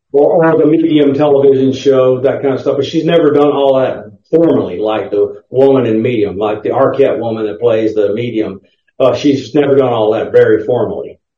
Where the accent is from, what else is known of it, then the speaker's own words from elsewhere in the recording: the South, United States; I grew up in the South